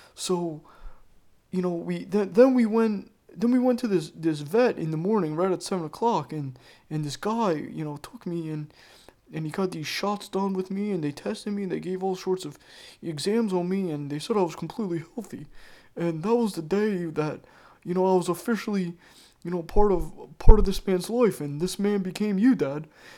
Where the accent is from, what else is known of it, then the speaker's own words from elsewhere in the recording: Florence, South Carolina, United States; born there; I was born in Florence, South Carolina, which is about an hour and a half away from Myrtle Beach. And let me tell you, I was born in the middle of nowhere.